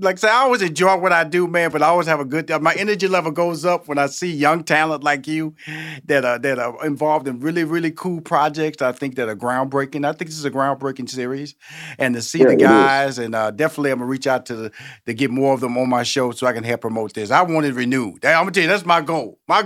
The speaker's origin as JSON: {"language": "English", "town": "Houston", "region": "Texas", "country": "United States", "tie": "born or raised there", "also_born_or_lived": "New York / Los Angeles", "said": "I'm born and raised in Houston, Texas, and when I first moved to New York, I knew about Broadway."}